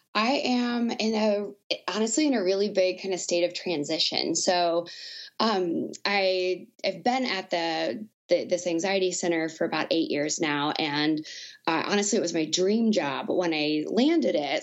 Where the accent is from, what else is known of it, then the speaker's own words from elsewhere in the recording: Southwest Arkansas, United States; moved away as an adult; also born or lived in Lincoln, Nebraska / Omaha, Nebraska; I grew up in uh, Southwest Arkansas on the border of Texas